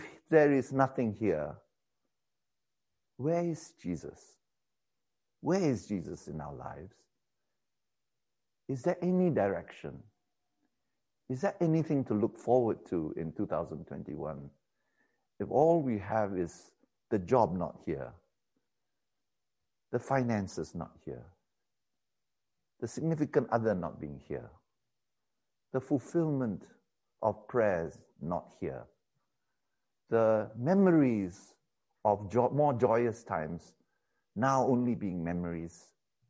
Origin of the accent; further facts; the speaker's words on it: Malaysia; also born or lived in England